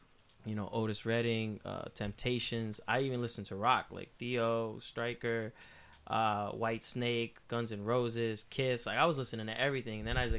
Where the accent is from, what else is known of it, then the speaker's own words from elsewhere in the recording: El Negro, Puerto Rico; I grew up in El Negro, Puerto Rico. Like, it's, like, not even police show up there.